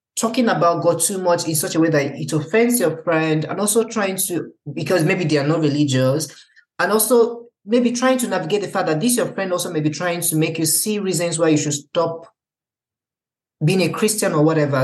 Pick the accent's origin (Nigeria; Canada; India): Nigeria; now in Germany; being a Nigerian and seeing how things are in Nigeria